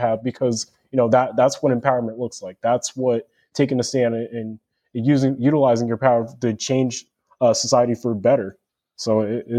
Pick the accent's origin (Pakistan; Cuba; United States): United States; Chino Hills, California; I'm from Chino Hills, California